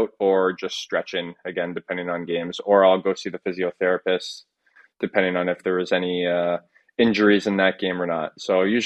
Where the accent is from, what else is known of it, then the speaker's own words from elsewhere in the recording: Hammond, Ontario, Canada; moved away as an adult; also born or lived in Toronto / Rockland / Cumberland; now in Denmark; I was born in Toronto and I moved to Hammond, which is a small town about 45 minutes east of Ottawa. Moved there when I was 2 years old